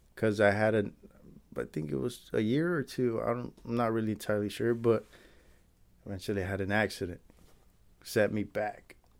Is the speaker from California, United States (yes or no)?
yes; Santa Ana, California, United States; also born or lived in Anaheim, California; I was born and raised in Santa Ana